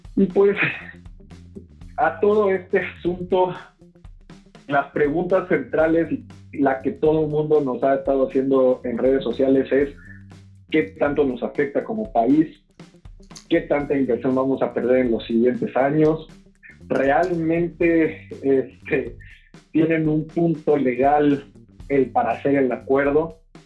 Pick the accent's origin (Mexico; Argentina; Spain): Mexico; nos tenemos que preparar como mexicanos